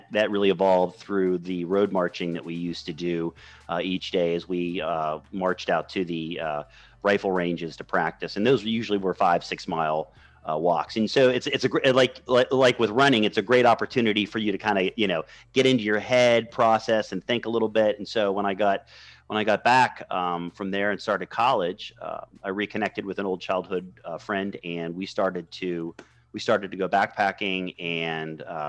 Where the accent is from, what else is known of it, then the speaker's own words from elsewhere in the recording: Western Pennsylvania, United States; moved away as an adult; also born or lived in Morgantown, West Virginia / Wilkes-Barre, Pennsylvania; now in Baltimore, United States; I grew up in Western Pennsylvania in a very rural area, about 30 minutes south of Pittsburgh